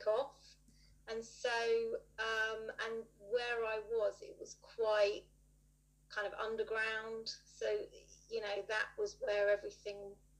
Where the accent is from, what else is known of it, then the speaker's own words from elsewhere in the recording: Dorset, South West England, United Kingdom; also born or lived in Manchester; now in Bournemouth, United Kingdom; So I grew up in Dorset, hence a bit of an accent, and then I moved away at 18